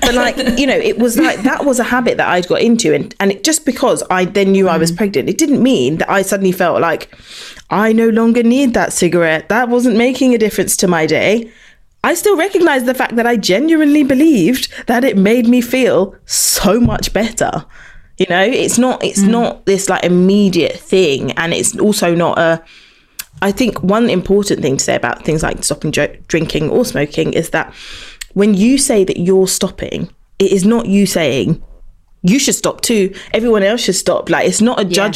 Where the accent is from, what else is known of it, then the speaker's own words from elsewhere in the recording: United Kingdom; as British people